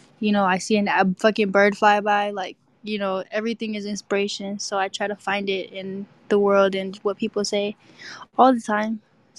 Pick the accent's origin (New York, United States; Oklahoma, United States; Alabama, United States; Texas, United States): Texas, United States; I'm from Texas.